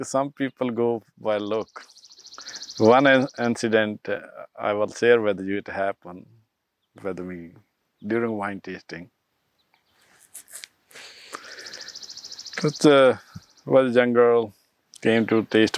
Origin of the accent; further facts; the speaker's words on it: Punjab, India; moved away as an adult; now in Canada; I'm from Punjab. I'm born in the state who feed a billion people.